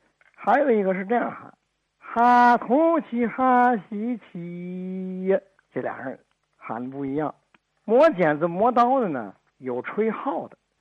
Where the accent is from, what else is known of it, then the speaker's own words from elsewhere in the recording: Northeast China, China; now in Tianjin, China; 我是一九五六年从东北来到天津。我在和平区香港路住